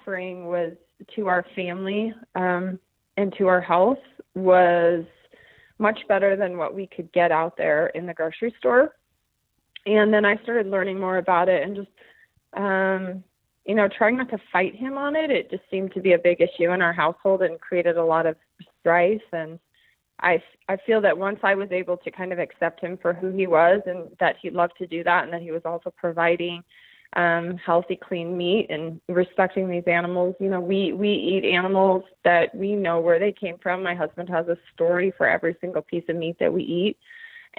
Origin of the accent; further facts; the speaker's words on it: Bozeman, Montana, United States; moved away as an adult; also born or lived in Granite Falls, Washington; I am from Bozeman, Montana, formerly a resident of Granite Falls, Washington.